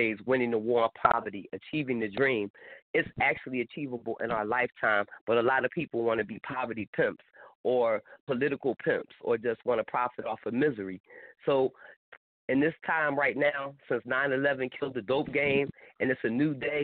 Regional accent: Philadelphia, Pennsylvania, United States; now in Tampa, United States; I'm from Philly

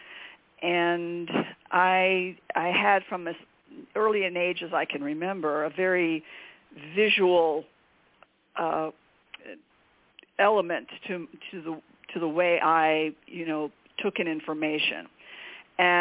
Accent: El Paso, Texas, United States; I'm growing up in El Paso, Texas

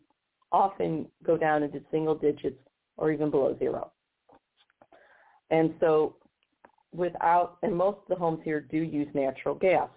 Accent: Missouri, United States; my home state of Missouri

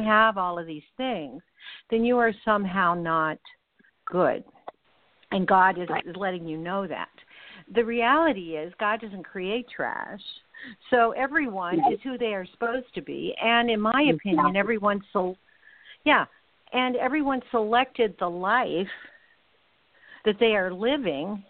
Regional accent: Los Angeles, California, United States; when I was a kid in Los Angeles

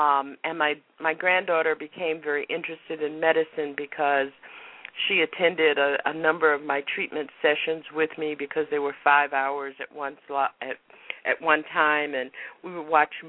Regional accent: Florida, United States; now in Massachusetts, United States; Now, I remember when I came from Florida to Massachusetts to college, I didn't have to have a refrigerator.

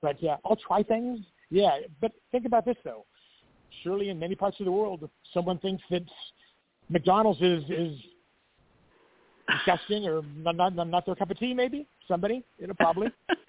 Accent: Greece; now in Mexico; To begin with, you know, I'm from Greece, and, you know, I reside in Mexico.

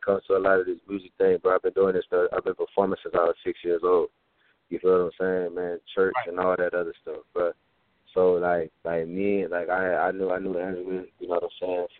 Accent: Texas, United States; I'm from Texas, bro. You know, I play high school football

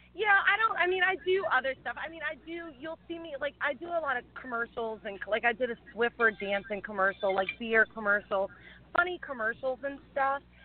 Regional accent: Louisiana, United States; accent: twang; moved away as an adult; now in California, United States; I'm from Louisiana originally

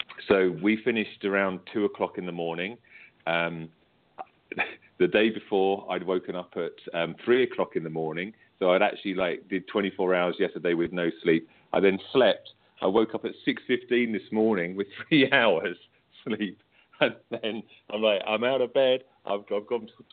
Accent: United Kingdom; accent: British; you can tell from me, from my accent, obviously, that I'm British

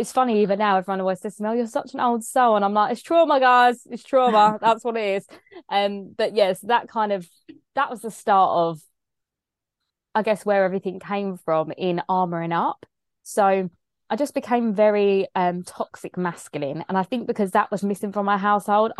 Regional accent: Kent, South East England, United Kingdom; accent: English; growing up in Kent in England, very predominantly white area

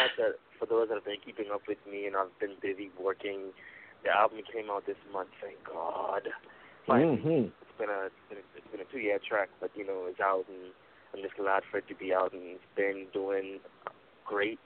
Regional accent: Bahamas; I'm from the Bahamas

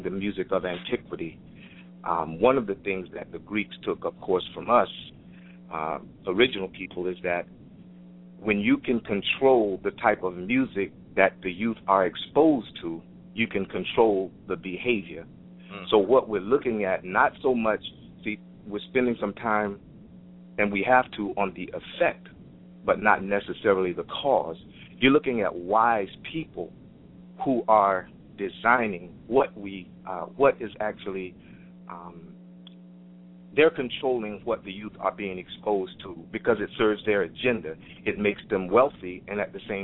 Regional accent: Fort Lauderdale, Florida, United States; I'm from Fort Lauderdale, Florida

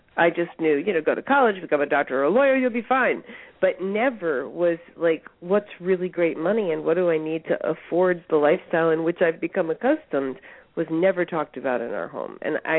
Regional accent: Newtown, Connecticut, United States; moved away as an adult; also born or lived in California; now in Arkansas, United States; in Newtown, Connecticut, which is where I'm from, and I now live in Arkansas.

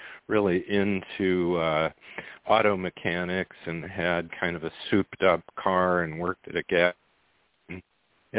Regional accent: Goshen, Indiana, United States; I grew up in Goshen, Indiana, which is the very far northern end of Indiana, just below the Michigan state line

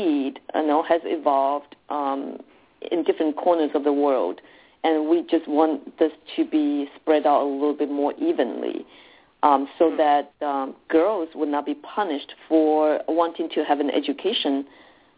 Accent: Taiwan; moved away; I was born and raised in Taiwan

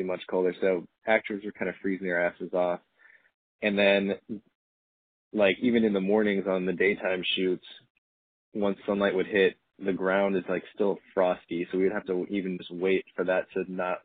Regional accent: St. Louis, Missouri, United States; moved away; playing in my hometown of St. Louis next month

